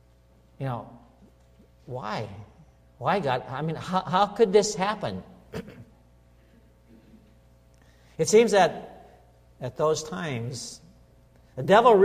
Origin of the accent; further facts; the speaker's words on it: Minnesota, United States; a little town that I grew up in Minnesota